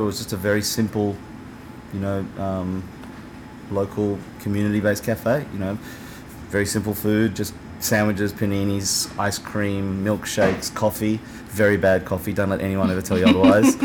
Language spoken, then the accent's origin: English; Australia; moved away as an adult; now in New York, United States; as Australian